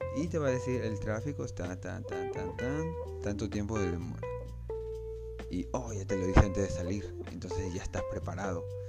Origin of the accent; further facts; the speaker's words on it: Peru; yo soy de Perú